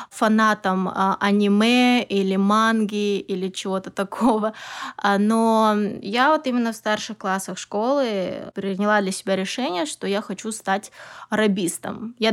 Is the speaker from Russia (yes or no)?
no; Kazakhstan; also born or lived in Almaty; Вообще, я родом из Казахстана, и я училась в городе Алматы по специальности а, японист, востоковед.